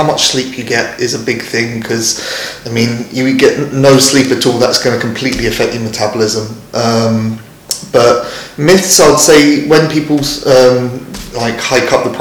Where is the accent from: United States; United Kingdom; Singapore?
United Kingdom; London; I'm from London